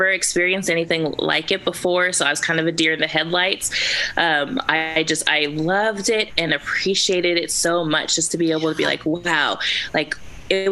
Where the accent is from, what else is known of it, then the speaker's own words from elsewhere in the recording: California, United States; moved away as an adult; I was from California, and there were some people who didn't give me the warmest reception because, oh, but you sound like a white girl, and, oh, you're from California